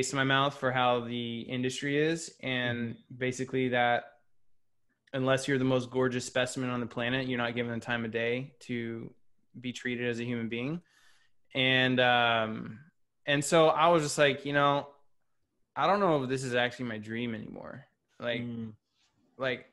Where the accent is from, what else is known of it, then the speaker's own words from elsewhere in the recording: Houston, Texas, United States; I grew up in Houston, Texas, like Southern hospitality